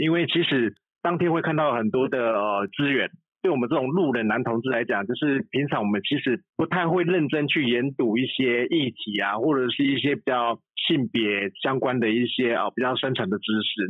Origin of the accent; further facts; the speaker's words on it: Changhua County, Taiwan; 我只是一个来自彰化的低调的大叔，然后其实我们彰化是一个很贫瘠的沙漠